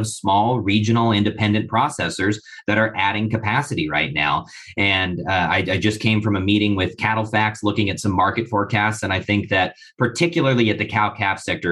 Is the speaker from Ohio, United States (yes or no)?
no; Idaho, United States; I'm from Idaho, which is in the West, very arid, very, very drought stricken